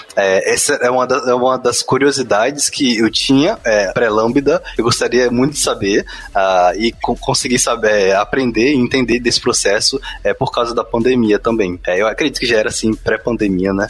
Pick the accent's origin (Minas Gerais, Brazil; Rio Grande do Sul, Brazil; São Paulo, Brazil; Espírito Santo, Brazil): Espírito Santo, Brazil; eu sou do Espírito Santo